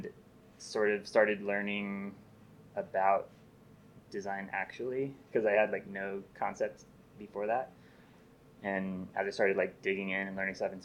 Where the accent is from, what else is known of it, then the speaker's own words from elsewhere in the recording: Ventura, California, United States; I grew up in Ventura, California